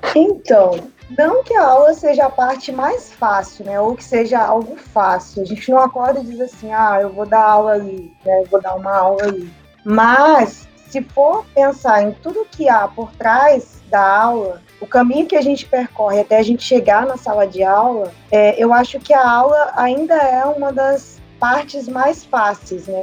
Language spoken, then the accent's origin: Portuguese; Rondônia, Brazil; moved away as an adult; now in Itacoatiara, Brazil; fui professora numa faculdade lá da minha região, que é Rondônia Amazônia